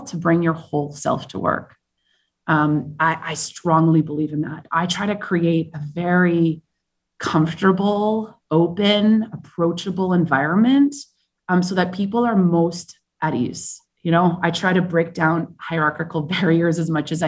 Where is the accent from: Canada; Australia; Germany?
Canada; Vancouver, British Columbia; also born or lived in Madrid / South Africa / Colombia / California; now in New York, United States; I'm originally from Vancouver, Canada